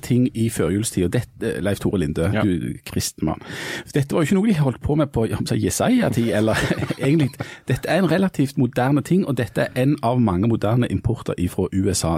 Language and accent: Norwegian; Bryne, Rogaland, Norway; Bryne var når jeg vokste opp omtalt som mønsterbruket på Jæren